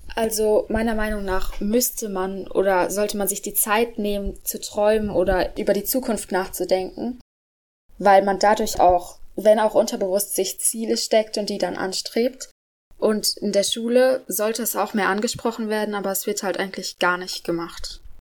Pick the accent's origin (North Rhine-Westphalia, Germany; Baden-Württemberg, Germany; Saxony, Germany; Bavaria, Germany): Baden-Württemberg, Germany; Karlsruhe; ich bin 13 Jahre alt und in der 8. Klasse und ich komme aus Karlsruhe